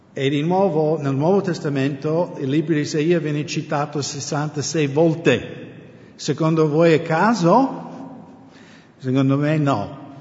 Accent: United States; Italian is a second language; now in Italy; essendo americano

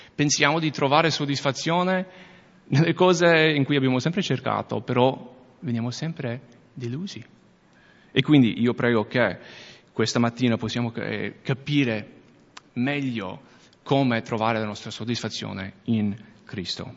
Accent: United States; accent: American; Italian is a second language; now in Veneto, Italy; io sono americano, se non avete già sentito l'accento.

